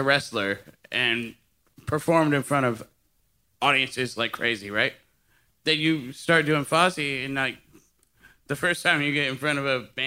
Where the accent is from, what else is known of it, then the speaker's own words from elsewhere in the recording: Seattle, Washington, United States; I'm from Seattle.